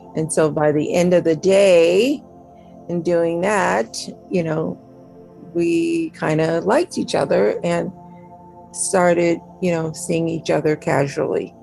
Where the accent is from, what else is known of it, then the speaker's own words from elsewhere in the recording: Minnesota, United States; Minnesota, where I'm from